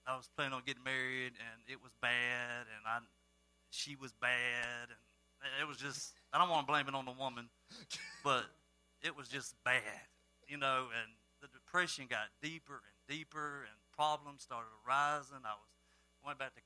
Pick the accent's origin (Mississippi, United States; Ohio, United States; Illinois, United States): Mississippi, United States; Starkville; I am from Starkville, Mississippi, home of the Bulldogs